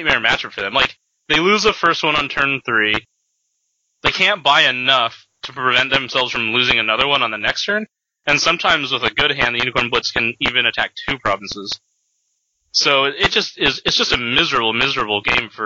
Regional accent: Seattle, Washington, United States; I'm from Seattle area.

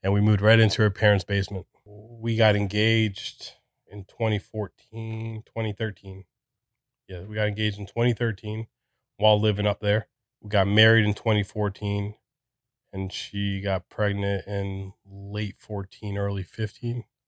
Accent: Casselberry, Florida, United States; also born or lived in Puerto Rico; Grew up here in Orlando, uh, in Castleberry, so not too far from here

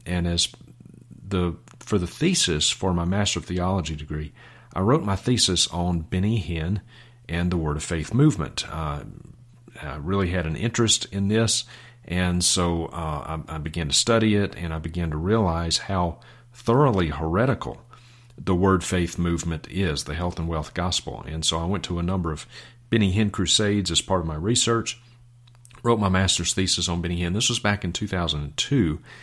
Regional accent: Vicksburg, Mississippi, United States; I was born and reared in Vicksburg, Mississippi

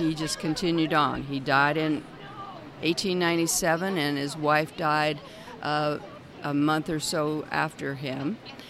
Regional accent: Ohio, United States; also born or lived in Texas; I was from Ohio. My father was in the service, so I was born in Texas, and we moved all around, but my family was from Ohio.

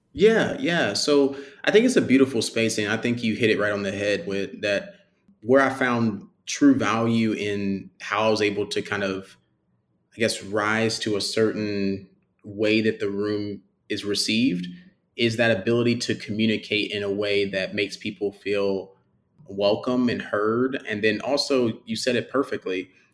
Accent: Birmingham, Alabama, United States; I'm from Birmingham, Alabama, born and raised

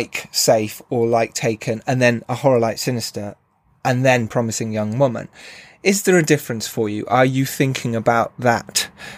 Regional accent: United Kingdom; because we're British, we kind of go

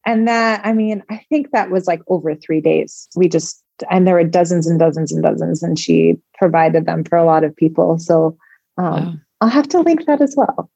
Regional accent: Chicago, Illinois, United States; moved away as an adult; now in Dubai, United Arab Emirates; I was born and raised in Chicago

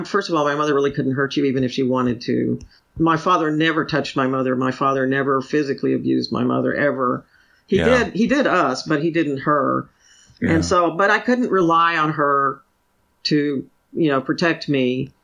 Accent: San Antonio, Texas, United States; also born or lived in Richardson; I grew up primarily in Hispanic areas. And then mm-hmm. after that, my dad moved up in his work. He worked for the federal government. So we moved all mm-hmm. over the place. We moved from San Antonio to Richardson, Texas.

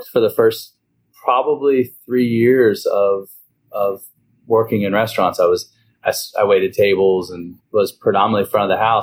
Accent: Hillsborough, North Carolina, United States; moved away as an adult; now in New Orleans, United States; Where I'm from is Hillsborough, North Carolina, which we have a Hillsborough Hog Day

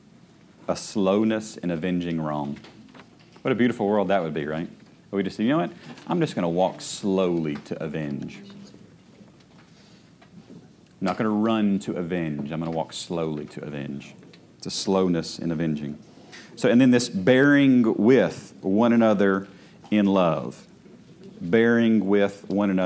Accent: United States; I am an American

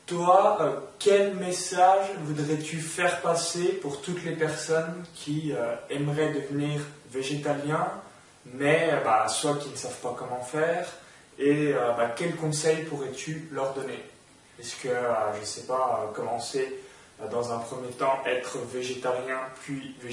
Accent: France; En tant que Français, il y a une grosse culture.

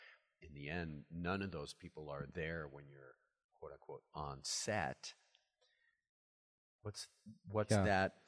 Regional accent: Midwest, United States; I'm a Midwesterner.

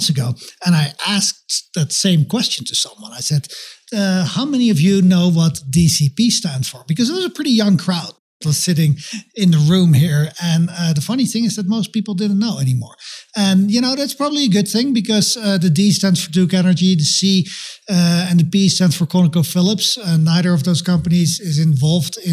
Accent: Netherlands; moved away as an adult; also born or lived in London / Belgium / Massachusetts / Singapore; now in Denver, United States; I'm from the Netherlands originally. So that's a funny accent. It's definitely not a Denver, Colorado accent

